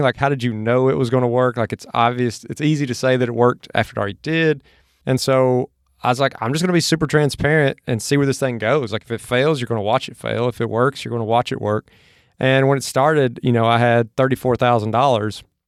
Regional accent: Mississippi, United States; now in Austin, United States; where I grew up in Mississippi from where I'm at now in Austin

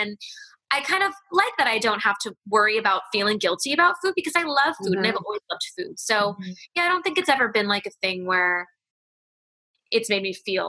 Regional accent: Hawaii, United States; growing up in Hawaii and being part of a Chinese family. My mom is full Chinese, and my grandma and grandpa are Chinese, and all my aunts and uncles.

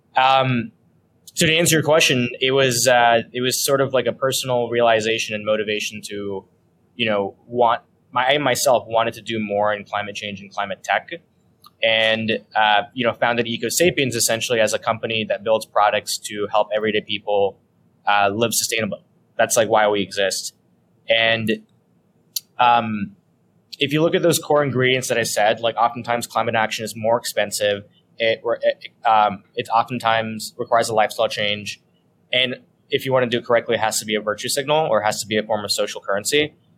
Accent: San Diego, California, United States; moved away as an adult; also born or lived in Los Angeles / San Francisco; now in New York, United States; I grew up in California, except I grew up in the southern part in San Diego

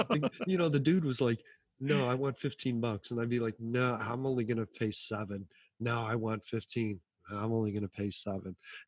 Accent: Chicago, Illinois, United States; I'm from Chicago

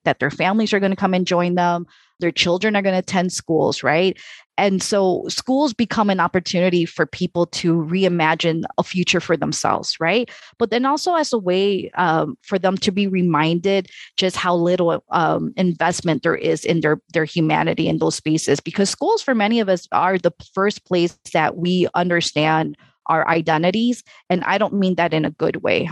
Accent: Chicago, Illinois, United States; I grew up in Chicago

